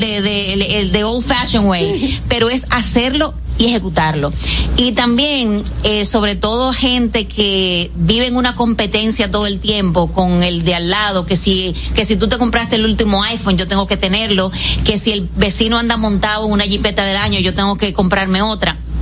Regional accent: Dominican Republic; also born or lived in San José de Ocoa

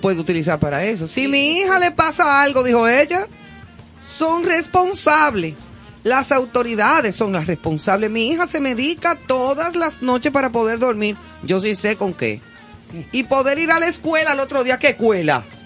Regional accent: Dominican Republic

